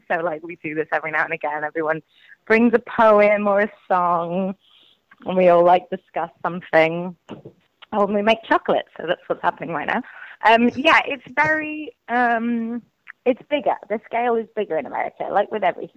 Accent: Wales, United Kingdom; I'm Welsh

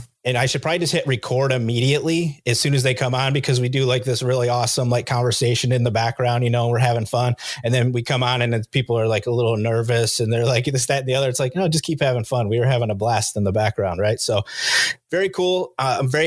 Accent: Western New York, United States; I grew up in Western New York

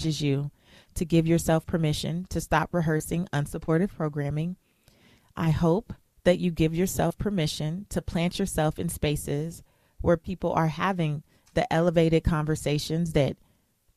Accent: United States; I was born in America

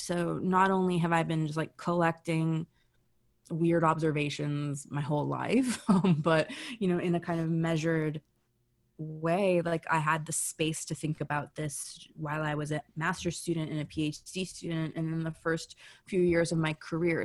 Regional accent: United States; now in Canada; I was born in the United States

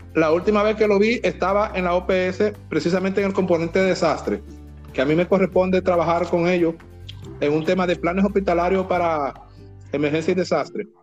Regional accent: Dominican Republic; fuimos como República Dominicana

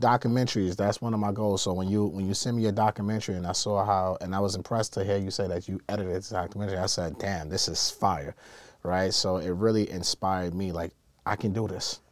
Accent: New York City, New York, United States; I grew up in Brooklyn

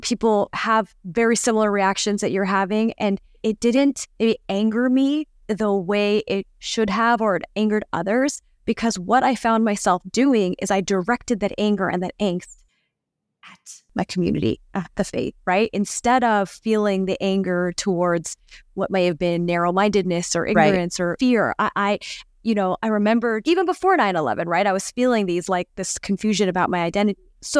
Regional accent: India; I don't really know much. I'm Indian. And then I like stuck with my Indian friends and I joined the Indian Student Union.

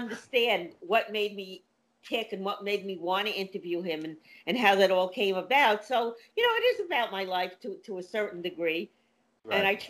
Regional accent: New York, United States; I was lucky because in New York, growing up

